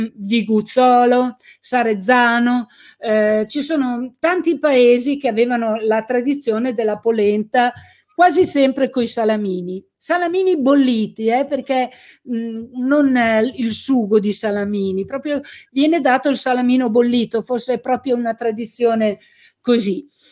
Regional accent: Carbonara Scrivia, Piedmont, Italy; Carbonara, che era il mio paese, negli anni Ottanta

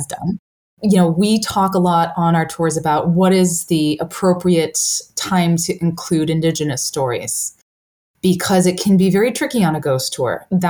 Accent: Toronto, Ontario, Canada; moved away as an adult; now in New York, United States; He's from Buffalo. I'm from Toronto.

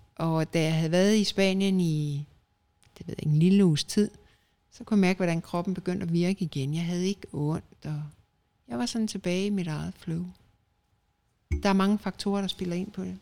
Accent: Denmark; moved away as an adult; now in Spain; danskere er et forkælet folkefærd

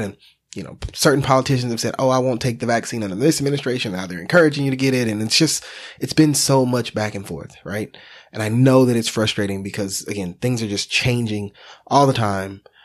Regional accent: Texas, United States; We're from Texas

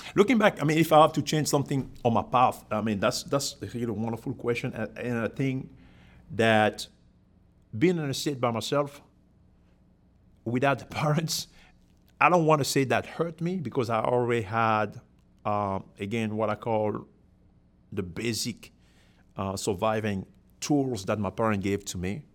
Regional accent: Cameroon; moved away as an adult; now in United States; I'm from Cameroon in Africa originally. So that was, uh, born and, uh, I've been in the U S for twenty-one years

